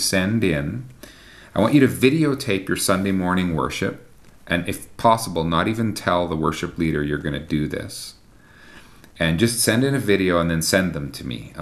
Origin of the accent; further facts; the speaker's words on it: Canada; me as a Canadian